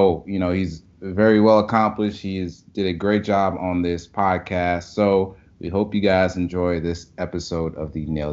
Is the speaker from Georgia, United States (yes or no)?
yes; Atlanta, Georgia, United States; now in New Orleans, United States; I'm from Atlanta, and I'm a Falcons fan.